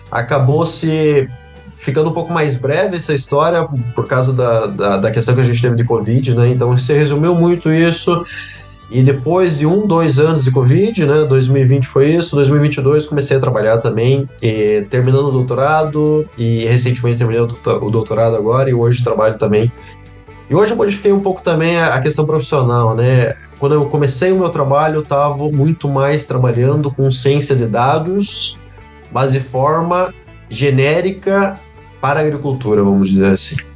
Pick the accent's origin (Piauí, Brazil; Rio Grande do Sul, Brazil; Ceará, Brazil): Rio Grande do Sul, Brazil; Não-Me-Toque; eu sou da cidade de Nome Toque.